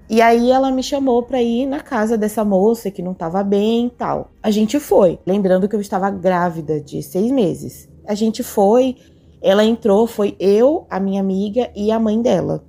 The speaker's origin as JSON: {"language": "Portuguese", "region": "São Paulo", "country": "Brazil", "said": "eu sou de São Paulo"}